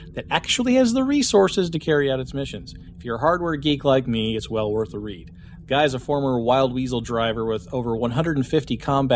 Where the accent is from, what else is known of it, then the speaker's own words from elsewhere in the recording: Wichita, Kansas, United States; my hometown of Wichita, Kansas